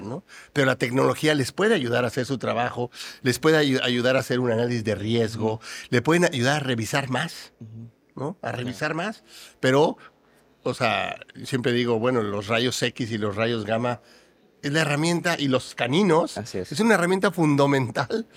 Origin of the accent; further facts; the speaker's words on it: Mexico; en mi país, en México